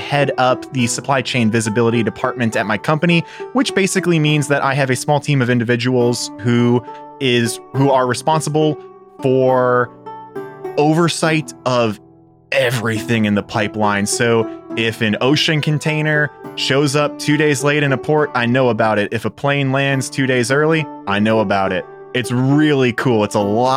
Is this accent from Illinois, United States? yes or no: yes; Chicago, Illinois, United States; moved away as an adult; also born or lived in Indiana; now in Columbus, United States; I am originally from Chicago, went to school in Indiana, and like a lot of the folks on this show and just in our general friend group, found my way to Columbus, Ohio through work